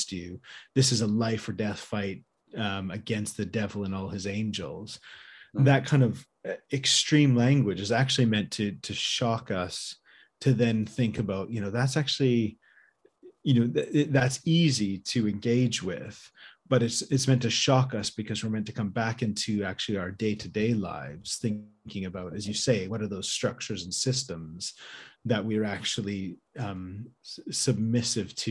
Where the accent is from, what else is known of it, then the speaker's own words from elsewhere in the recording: Canada; growing up in Canada around Remembrance Sunday and Remembrance Day